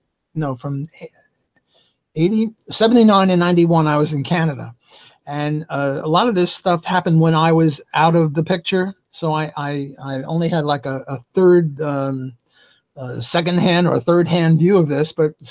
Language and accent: English; New York City, New York, United States; We're both from New York City.